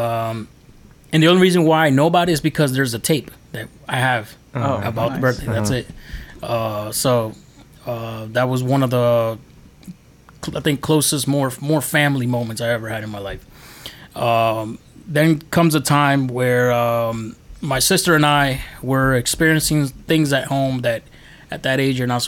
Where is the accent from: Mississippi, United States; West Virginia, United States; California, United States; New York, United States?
New York, United States; New York City; now in Maryland, United States; I was born in New York, actually, Queens. If you don't know, I was born in Flushing, Queens